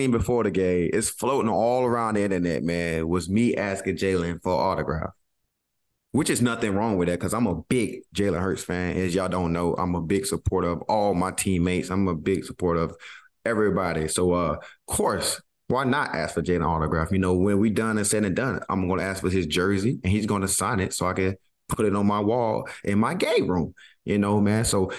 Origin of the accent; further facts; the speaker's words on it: the South, United States; And of course, I'm from the South. If I need something, I'm going to ask, please.